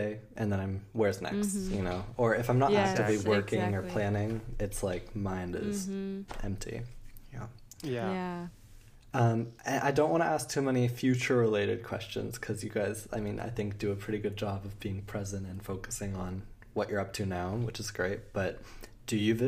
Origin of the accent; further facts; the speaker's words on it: northern Colorado, United States; moved away as an adult; also born or lived in Chicago / Germany; I was born in Chicago 3 years, and then I moved to northern Colorado for too long